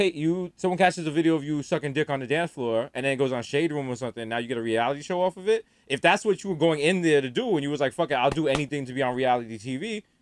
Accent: United States; just because I'm from America.

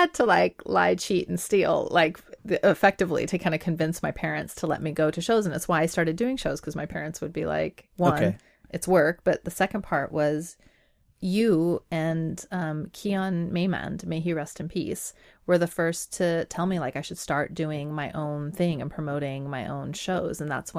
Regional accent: Iran; born there; moved away; I was. I was born in Iran. I was born in Iran, and then there was a revolution in my country

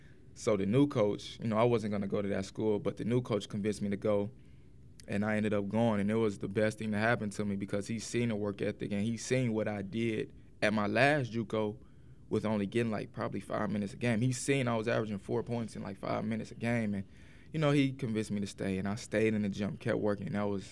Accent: Jackson, Tennessee, United States; we're about 55 minutes.

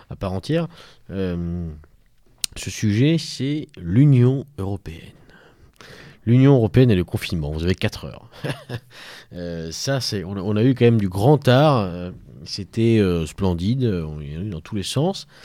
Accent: France; je suis français, ah, monsieur. Côté de la Bourgogne, euh, sud

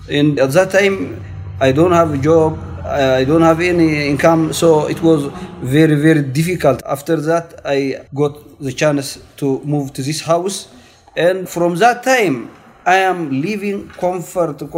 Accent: Eritrea; moved away as an adult; also born or lived in Sudan; now in Edmonton, Canada; I am from Eritrea. I left my home country before 10 years and I was in Sudan for 8 years. Now I am 3 years since I came from Sudan and I'm living in this building.

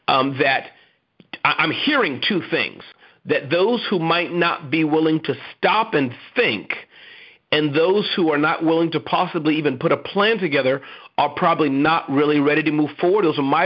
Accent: United States; I'm in Australia. You know, I'm an American

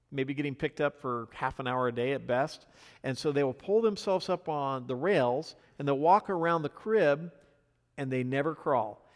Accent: the Northwest, Pacific Northwest, United States; now in US South; I'm from the Northwest

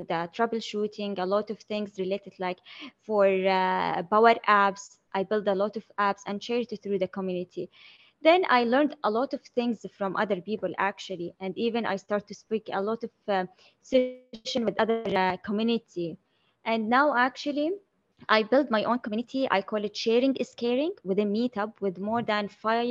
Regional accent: Saudi Arabia; I'm from Saudi Arabia, Middle East.

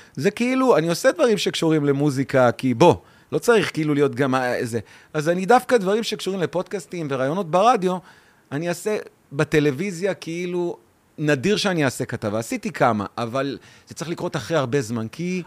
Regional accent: Ganei Tikva, Central District, Israel; now in Ramla, Israel; אני נולדתי בגני תקווה

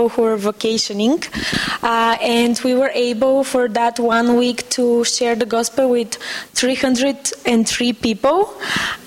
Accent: Bulgaria; also born or lived in Macedonia; I am from Bulgaria, and I became a believer as a student in Sofia

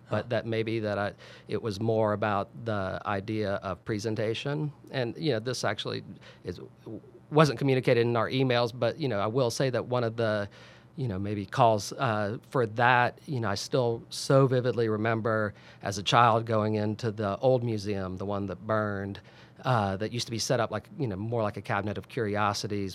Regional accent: Sullivan's Island, South Carolina, United States; also born or lived in Salt Lake City, Utah; as a child growing up on Sullivan's Island

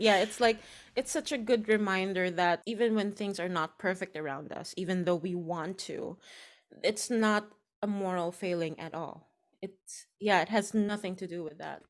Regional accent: Philippines; moved away; my home country

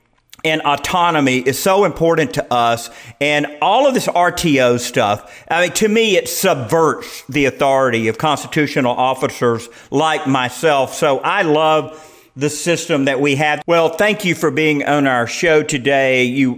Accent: the South, United States; accent: southern; I'm from the South, you know, they're laughing at my accent

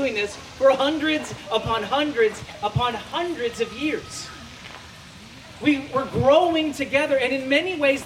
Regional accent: United States; As an American

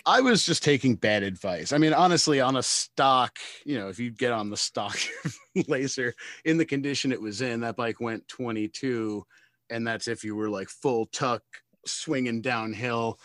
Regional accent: Brooklyn, New York, United States; from Brooklyn, New York

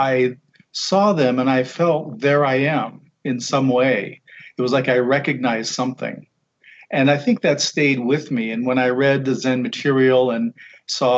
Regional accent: Guam; Growing up on Guam, my father worked for the airlines.

